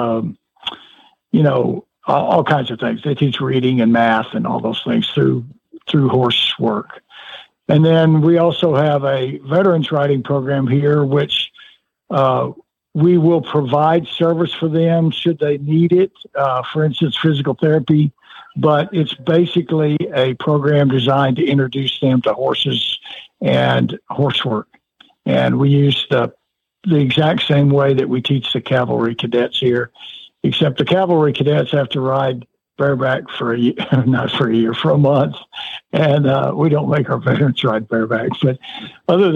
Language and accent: English; West Texas, United States; I was raised around barns in West Texas.